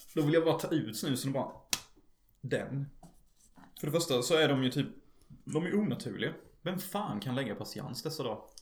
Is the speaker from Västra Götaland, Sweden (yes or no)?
no; Unnaryd, Halland County, Sweden; moved away; also born or lived in United States; i min hemby gick Starship Troops på TV